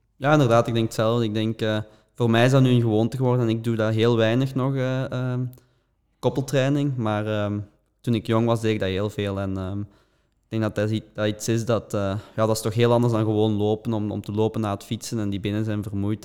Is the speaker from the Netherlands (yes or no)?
no; Belgium; als Belgen